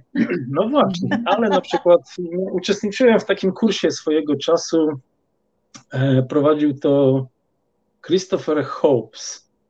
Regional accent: Poland; ja pochodzę z Polski i e, mm, wychowałem się właściwie w rodzinie, która każdy weekend spędzała

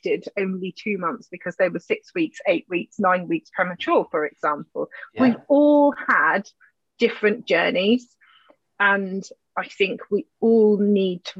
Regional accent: United Kingdom; we're British

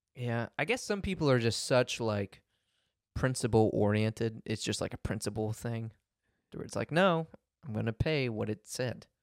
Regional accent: United States; I'm such an American

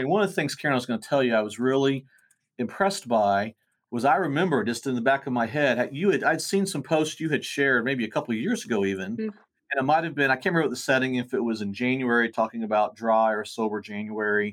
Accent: Bartlesville, Oklahoma, United States; Both native Bartians, which is our hometown

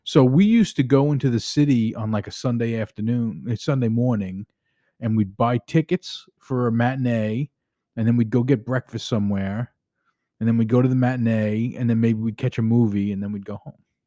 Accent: New York, United States; moved away; as a New Yorker

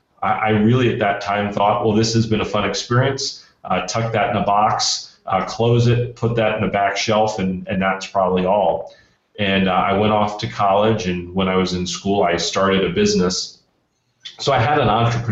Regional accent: Central Florida, United States; I grew up in Central Florida

